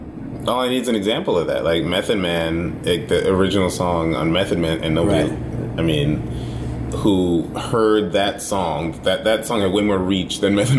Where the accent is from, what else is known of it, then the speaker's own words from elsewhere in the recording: New York City, New York, United States; I'm from the Bronx.